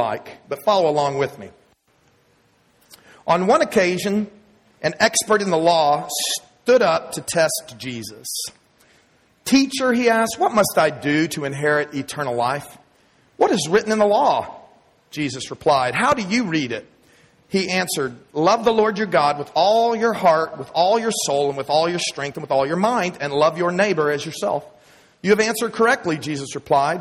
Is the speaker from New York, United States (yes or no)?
no; Texas, United States; accent: Texas; moved away as an adult; my Texas accent